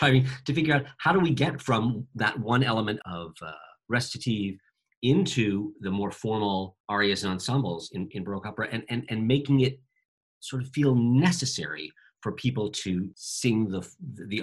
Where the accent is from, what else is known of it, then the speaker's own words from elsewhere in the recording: United States; I'm speaking as an American stage director who mostly directs for American audiences